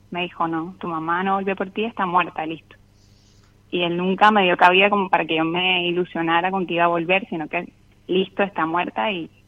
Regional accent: Colombia; now in Argentina; Soy colombiana, pero vivo en Argentina hace cuatro años.

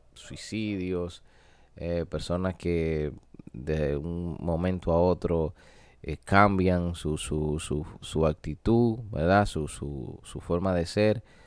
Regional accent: Dominican Republic; en mi país, República Dominicana

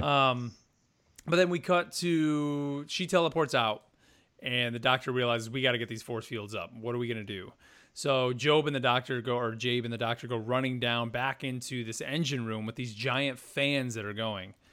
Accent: United States; us being American

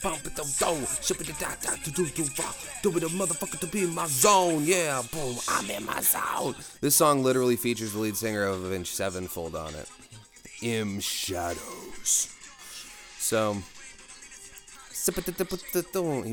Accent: Kansas City, United States; I'm from Kansas City

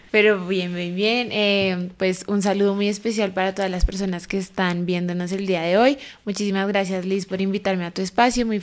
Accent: Bogotá, Colombia; Tengo 21 años y soy bogotana.

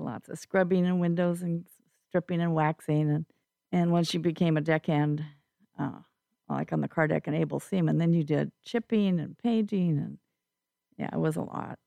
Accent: Eastern Washington, United States; moved away as an adult; also born or lived in Spokane, Washington / Moses Lake, Washington; now in Vashon Island, United States; I'm uh, actually from Eastern Washington

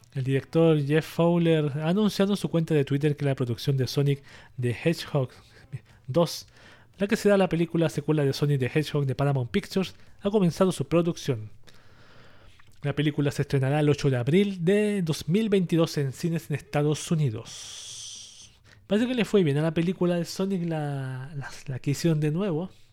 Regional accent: Chile; yo aquí en mi país, en Chile

